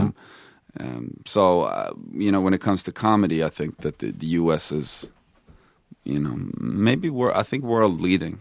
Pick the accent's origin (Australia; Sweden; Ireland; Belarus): Sweden; Stockholm, Stockholm County; moved away as an adult; also born or lived in Texas; now in United States; I grew up in Stockholm